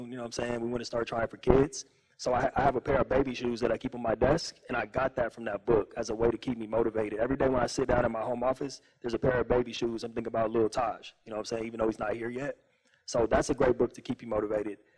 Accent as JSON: {"language": "English", "town": "Pasadena", "region": "California", "country": "United States", "tie": "born there", "said": "well, I was born in Pasadena in 1991."}